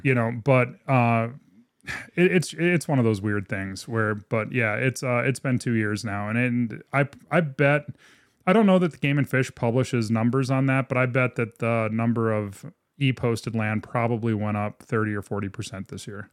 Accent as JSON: {"language": "English", "town": "Minot", "region": "North Dakota", "country": "United States", "tie": "born or raised there", "said": "born and raised Minot, North Dakota"}